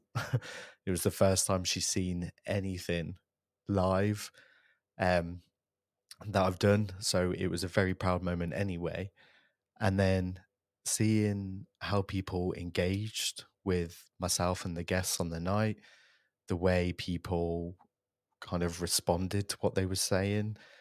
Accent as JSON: {"language": "English", "town": "Coventry", "region": "West Midlands", "country": "United Kingdom", "tie": "born or raised there", "said": "a purpose-built podcast studio in my hometown of Coventry"}